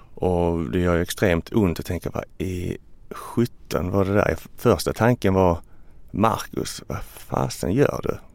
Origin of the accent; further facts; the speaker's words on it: Ystad, Skåne, Sweden; now in Stockholm, Sweden; Jag är från Ystad, ligger längst ner